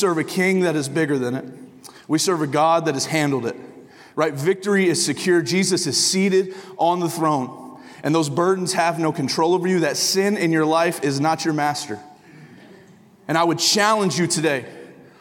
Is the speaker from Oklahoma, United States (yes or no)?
yes; Tulsa, Oklahoma, United States; moved away as an adult; also born or lived in northern Michigan / Hays, Kansas; now in Michigan, United States; I live in northern Michigan, but I am from Tulsa, Oklahoma.